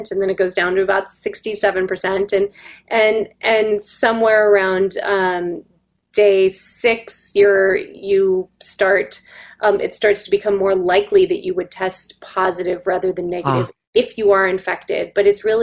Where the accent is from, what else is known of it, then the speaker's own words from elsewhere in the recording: Palos Verdes, California, United States; I grew up in Palos Verdes